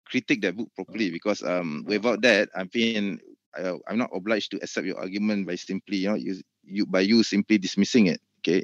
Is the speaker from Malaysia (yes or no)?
yes; Malaysia; I'm not from the Middle East. I'm not from Pakistan. I'm not from India. I'm from Malaysia.